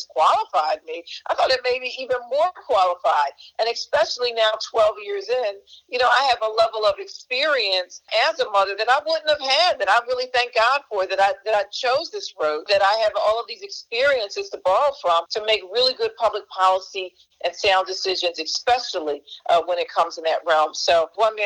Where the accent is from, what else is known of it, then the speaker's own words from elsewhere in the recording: Philadelphia, Pennsylvania, United States; I grew up in North Philadelphia.